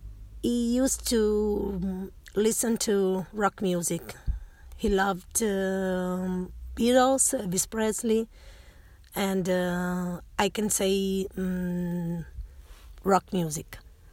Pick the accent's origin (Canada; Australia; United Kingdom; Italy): Italy; Turin, Piedmont; now in Rome, Italy; I come from Italy. I live in Rome, but I was born in Turin. I moved to Rome when I got married.